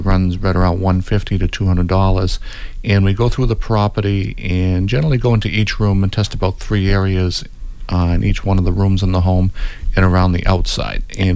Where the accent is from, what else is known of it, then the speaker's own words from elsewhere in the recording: Cape Cod, Massachusetts, United States; we grew up on Cape Cod